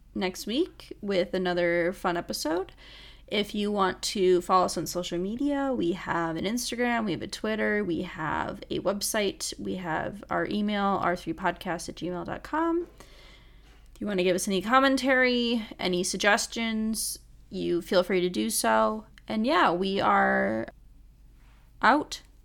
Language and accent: English; Michigan, United States; I grew up in Michigan.